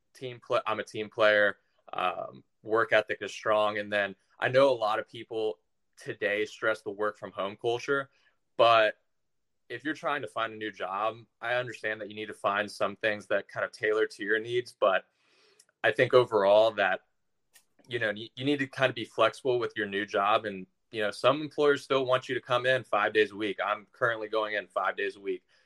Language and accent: English; Tampa, Florida, United States; also born or lived in Orlando, Florida / Macon, Georgia; I was born in Orlando, but raised in the Tampa area